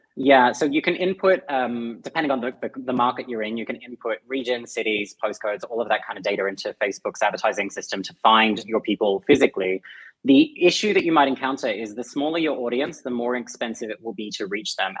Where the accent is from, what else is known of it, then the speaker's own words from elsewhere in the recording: Australia; accent: Aussie; my Aussie accent.